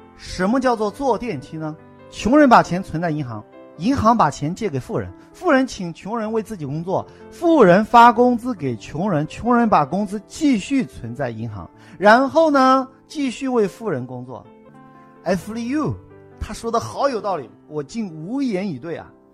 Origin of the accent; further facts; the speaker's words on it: China; 我们中国人讲冤有头，债有主